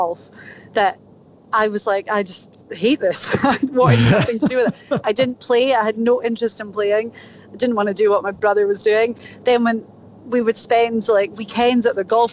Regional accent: Inverness, Scotland, United Kingdom; accent: Scottish; moved away as an adult; now in United States; I was born in Inverness Scotland

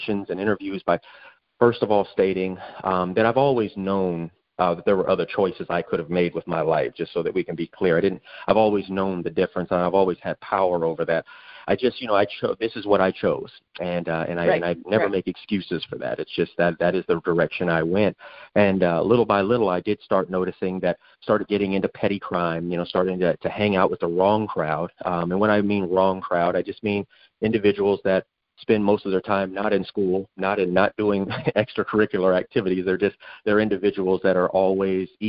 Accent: Phoenix, Arizona, United States; I grew up during a time in South Phoenix

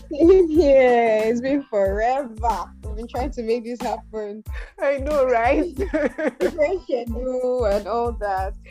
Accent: Edo, Nigeria; now in Abuja, Nigeria; I'm from Edo State, but I live in Abuja now. I relocated to Abuja in 2018.

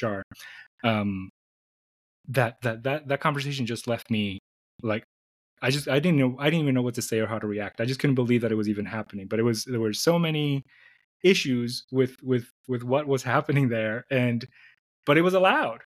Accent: New York City, New York, United States; moved away as an adult; also born or lived in Dominican Republic / Syracuse, New York; now in Phoenix, United States; I was born in the Dominican Republic, and my parents moved to New York City when I was young. So I spent most of my life in New York City

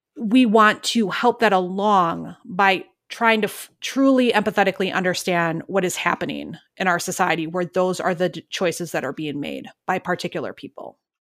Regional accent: Milwaukee, Wisconsin, United States; now in Minneapolis, United States; I'm from Milwaukee

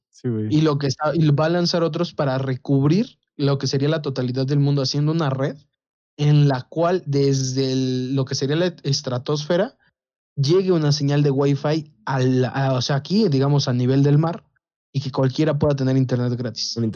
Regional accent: Mexico; nosotros de acá somos de ranchito

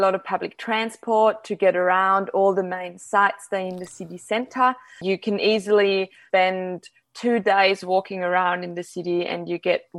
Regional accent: Salzburg, Austria; Salzburg today. It's actually my hometown.

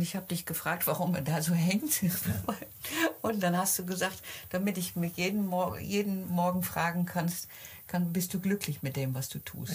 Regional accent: Netherlands; Bei uns in Holland

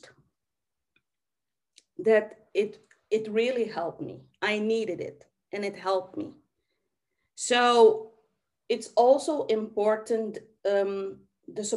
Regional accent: Suriname; I was born in Suriname, South America

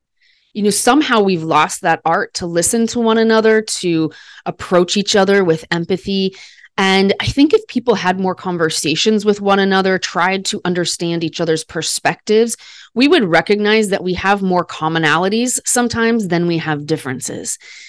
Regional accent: Midwest, United States; I'm an educated white woman. I'm from the Midwest of America.

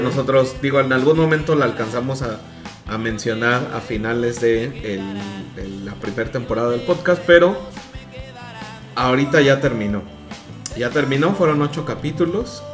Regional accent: Mexico; nosotros como mexicanos

